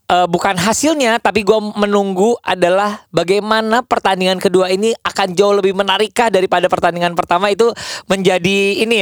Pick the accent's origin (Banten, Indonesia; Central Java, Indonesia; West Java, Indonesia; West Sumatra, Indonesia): West Java, Indonesia; Bandung; gue jujur ya, hei gue orang Bandung.